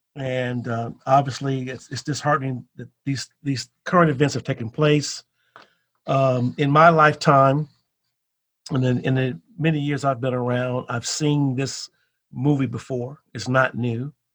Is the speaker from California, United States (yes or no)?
no; Chicago, Illinois, United States; growing up in the South Side of Chicago in the 60s